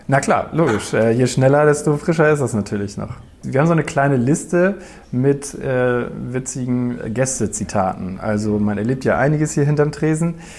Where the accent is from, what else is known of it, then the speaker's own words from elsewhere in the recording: Eutin, Schleswig-Holstein, Germany; wir sind beide hier aufgewachsen in Neutin